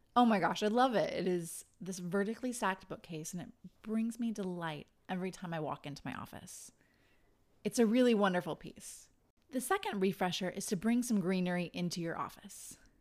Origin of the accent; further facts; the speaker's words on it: Idaho, United States; moved away; I'm from Idaho